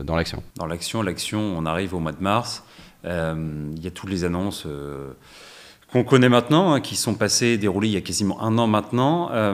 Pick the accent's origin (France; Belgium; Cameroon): France; Paris, Île-de-France; je viens de Paris